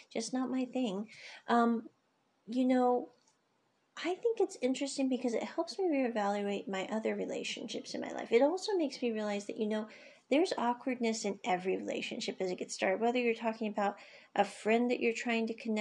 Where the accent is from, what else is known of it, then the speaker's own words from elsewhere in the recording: United States; moved away; I grew up in the States